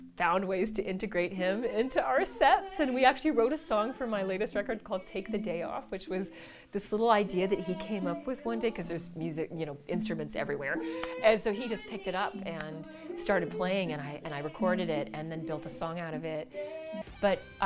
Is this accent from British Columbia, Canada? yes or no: yes; Vancouver, British Columbia, Canada; moved away; I'm from Vancouver